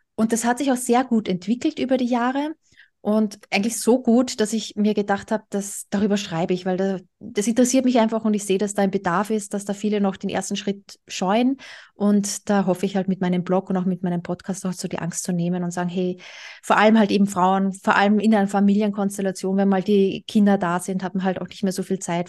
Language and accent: German; Austria; moved away; Ich komme ursprünglich aus Österreich